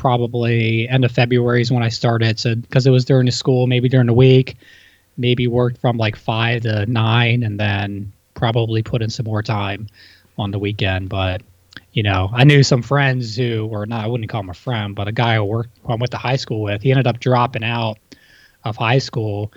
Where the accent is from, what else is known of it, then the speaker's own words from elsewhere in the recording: Hagerstown, Maryland, United States; I'm from Hagerstown, Maryland